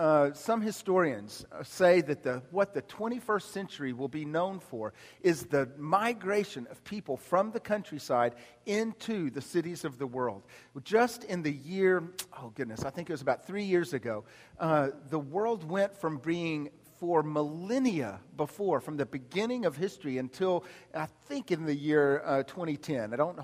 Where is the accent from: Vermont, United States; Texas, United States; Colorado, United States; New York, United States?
Texas, United States; Dallas; I do have the privilege of having been born and raised in Dallas, born and raised here.